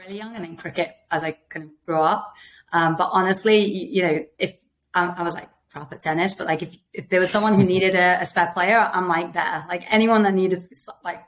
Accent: Manchester, North West England, United Kingdom; moved away as an adult; also born or lived in Sheffield / Oxford / Delhi / Mumbai; I was born in Sheffield, but I am a Lancashire girl. I moved to Manchester when I was like one and was there till 18. Loved growing up in Manchester.

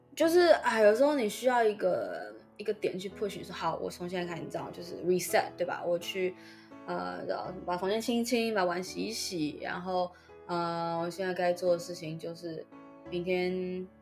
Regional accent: Taiwan; first language Chinese; moved away; 身为一个母语中文的台湾人，十二年国家有十一年在台湾的普通学校度过

